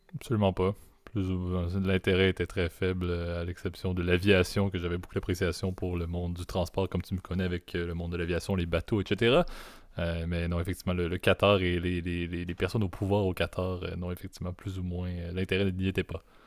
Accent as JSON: {"language": "French", "area": "not far from Montreal", "region": "Quebec", "country": "Canada", "said": "je suis un Québécois euh, qui, qui, est né au Québec, euh, pas trop loin"}